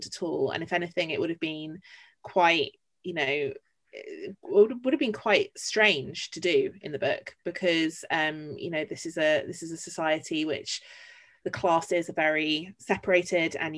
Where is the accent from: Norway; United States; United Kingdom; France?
United Kingdom; London; I'm a Londoner through and through